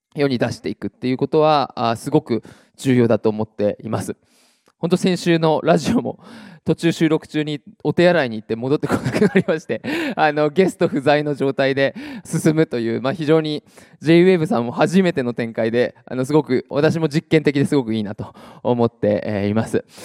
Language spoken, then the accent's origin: Japanese; Iwate, Japan; 岩手の地元